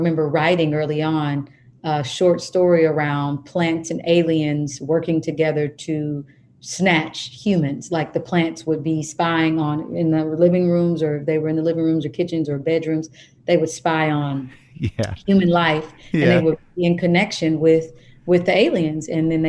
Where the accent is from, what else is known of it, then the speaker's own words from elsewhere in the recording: Kansas, United States; I am from Kansas.